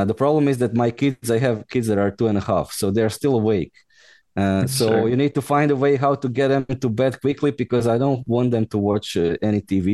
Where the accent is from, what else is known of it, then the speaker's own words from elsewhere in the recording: Osijek, Osijek-Baranja County, Croatia; moved away as an adult; now in Brussels, Belgium; Originally I'm Croatian. I'm from Osijek, Croatia